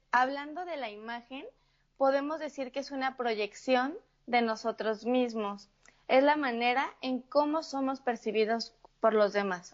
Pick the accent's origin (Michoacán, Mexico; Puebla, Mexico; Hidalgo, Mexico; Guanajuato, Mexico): Michoacán, Mexico; Morelia; yo soy de una ciudad que se llama Morelia, eh, dentro de México